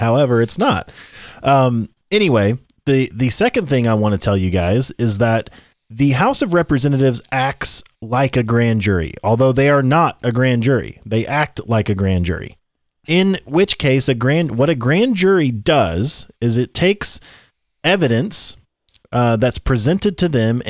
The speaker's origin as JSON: {"language": "English", "region": "Tennessee", "country": "United States", "said": "Okay. I'm from Tennessee, by the way."}